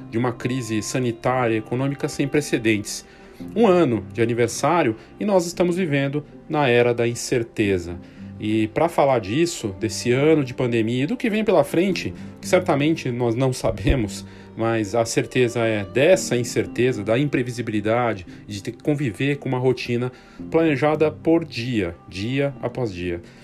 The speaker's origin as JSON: {"language": "Portuguese", "country": "Brazil", "said": "todos nós, né, como brasileiros"}